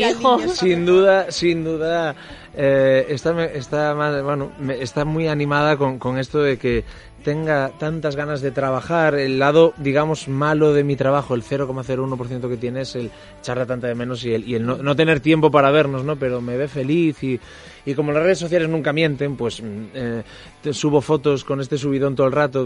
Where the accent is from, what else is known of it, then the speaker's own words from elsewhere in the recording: Pantín, Galicia, Spain; also born or lived in Ferrol; aunque soy ferrolano, yo soy un ferrolano de Pantín, porque a los tres años, nací en Ferrol, mucha honra, pero a los tres años mi abuelo enfermó de la memoria y del pulmón y tuvimos que ir a, vivir a Pantín